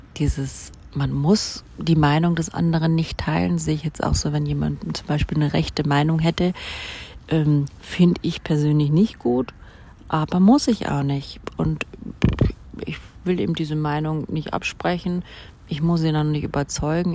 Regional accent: Germany; Deutschland, wo ich aufgewachsen bin

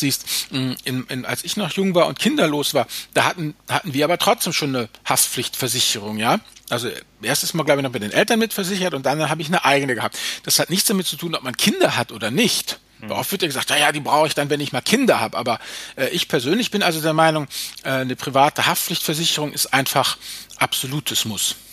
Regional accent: Germany; bei uns in Deutschland

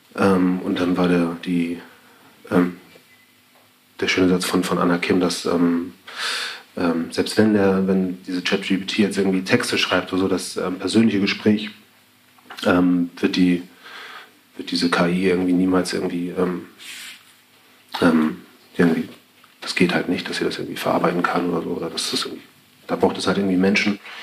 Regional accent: Elmshorn, Schleswig-Holstein, Germany; moved away; Ich komme halt aus Schleswig-Holstein, bin halt aufgewachsen

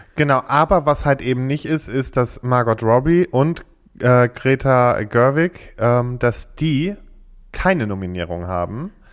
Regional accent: Freckenhorst, North Rhine-Westphalia, Germany; ich komme aus Freckenhorst

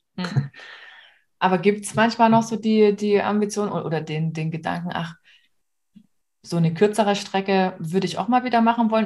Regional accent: the region around Kamenz/Oberlichtenau, Saxony, Germany; aus der Region, da wo ich herkomme

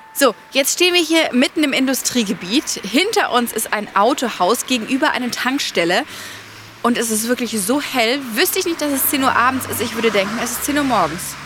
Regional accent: Bavaria, Germany; bei uns in Bayern

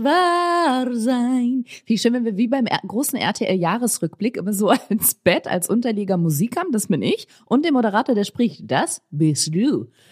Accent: Germany; ich komme aus dem Rheinland

